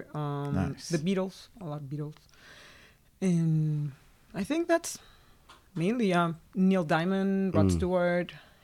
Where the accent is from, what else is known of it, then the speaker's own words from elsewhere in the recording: Guadalajara, Jalisco, Mexico; moved away as an adult; I'm from Guadalajara.